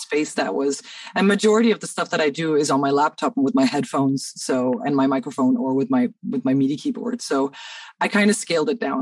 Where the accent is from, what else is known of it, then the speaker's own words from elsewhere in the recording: Cairo, Cairo Governorate, Egypt; moved away as an adult; now in Denmark; I grew up in Cairo, but I moved here.